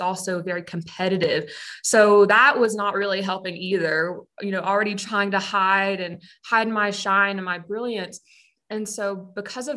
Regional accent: Pensacola, Florida, United States; moved away; I'm originally from Pensacola, Florida. And growing up, I attended a private school

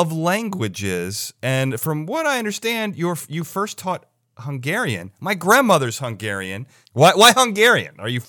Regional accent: United States; first language English; as an American, I don't even have the burden of having to learn other languages.

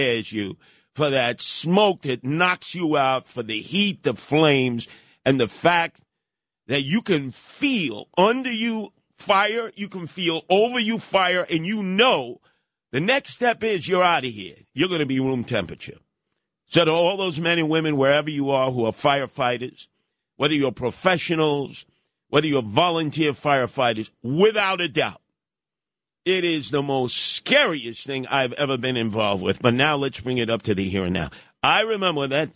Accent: New York City, New York, United States; also born or lived in Brownsville, Brooklyn; even lived in Osborne and Hegeman at one time, after I grew up in Canarsie.

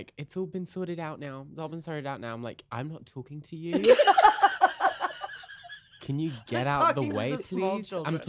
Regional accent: Midlands, United Kingdom; accent: British; now in Toronto, Canada; I was born in the Midlands in the UK.

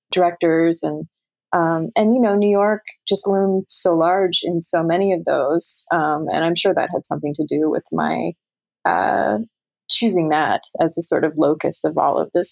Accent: Canada; moved away; as a Canadian

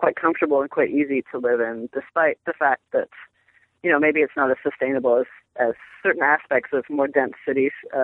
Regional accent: Toronto, Ontario, Canada; also born or lived in Boston / New York City / Los Angeles / Berlin; now in United States; I grew up in Toronto

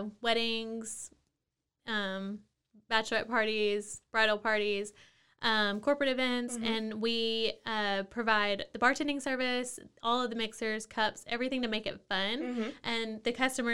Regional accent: Mexia, Texas, United States; So I'm from outside of Waco, So I am, I guess, a Waco native.

